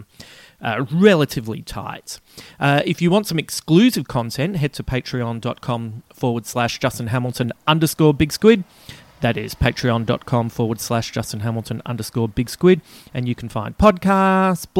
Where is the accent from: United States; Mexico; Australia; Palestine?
Australia; Adelaide, South Australia; moved away; my hometown. It's the last trip I had back to Adelaide